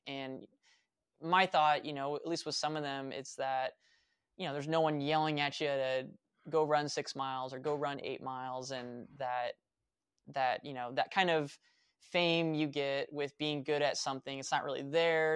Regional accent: Vacaville, California, United States; moved away as an adult; also born or lived in Fairfield, California / Sacramento, California / Reno, Nevada / Flagstaff, Arizona; I was born in Fairfield, California, moved to Vacaville, uh, grew up there

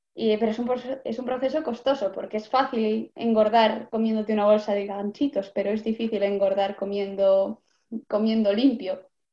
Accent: Vitoria-Gasteiz, Basque Country, Spain; de Vitoria, de Álava

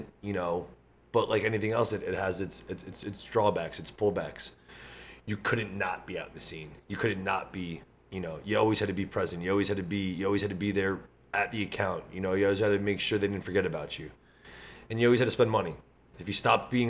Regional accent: New Jersey, United States; Born and raised in Jersey, fitness advocate, grew up locally from here

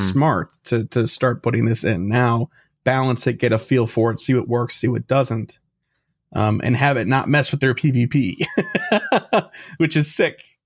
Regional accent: Chicago, Illinois, United States; We're from Chicago.

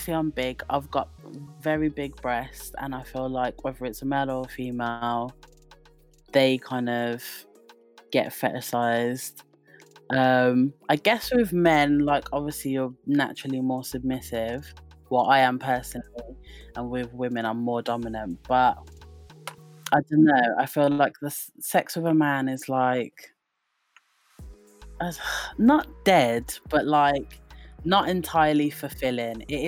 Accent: Wolverhampton, West Midlands, United Kingdom; now in Southampton, United Kingdom; I'm from Wolverhampton originally, but I currently am based in Southampton.

